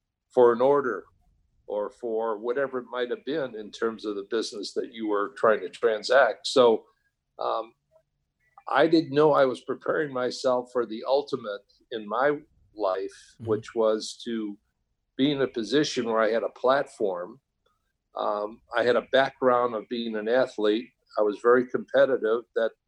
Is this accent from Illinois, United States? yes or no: yes; Illinois, United States; But that was enough for me to transfer to Illinois, back to my home state, in that university.